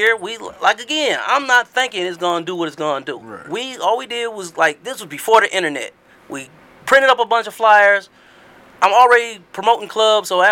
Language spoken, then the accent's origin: English; Detroit, Michigan, United States; also born or lived in East Side, Detroit; I'm from the West. I'm always going to rep the West. I'm from West 7 Mile.